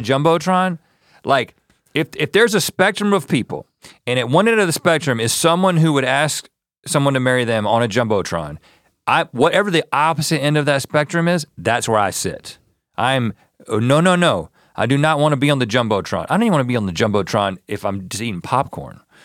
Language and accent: English; North Carolina, United States; also born or lived in Georgia; I was born in Georgia, but I was, grew up in, grew up in North Carolina